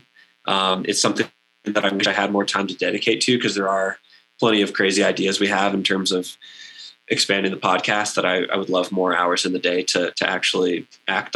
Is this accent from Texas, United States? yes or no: yes; Central Texas, United States; now in Durango, United States; growing up in Central Texas